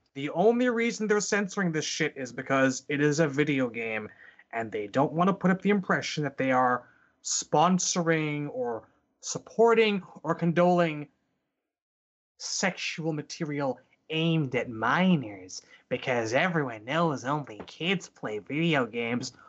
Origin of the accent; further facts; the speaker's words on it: Canada; as a Canadian